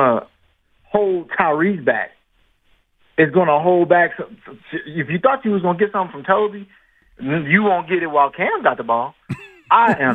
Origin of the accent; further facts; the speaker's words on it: Virginia, United States; now in North Carolina, United States; I'm from Virginia